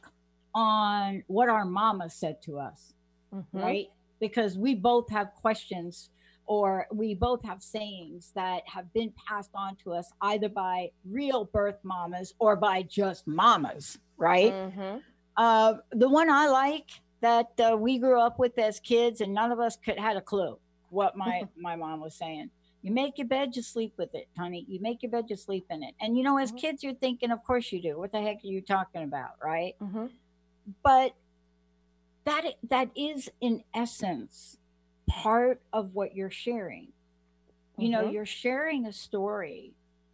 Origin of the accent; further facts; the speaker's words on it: New York, United States; growing up on the East Coast, and especially as a young child in New York